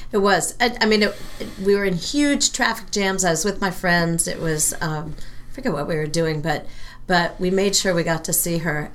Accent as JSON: {"language": "English", "town": "San Francisco", "region": "California", "country": "United States", "also_born_or_lived": "Massachusetts", "moved": "as an adult", "said": "I come from San Francisco area."}